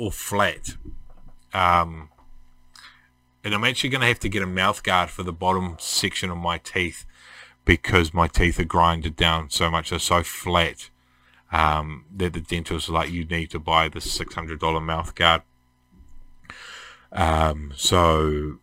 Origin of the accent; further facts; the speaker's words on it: Tawa, Wellington, New Zealand; now in Red Beach, New Zealand; I was brought up in Tawa, in New Zealand